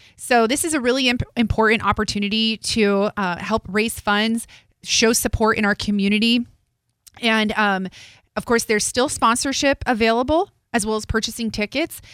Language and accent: English; Morristown, New Jersey, United States; I'm from Morristown, New Jersey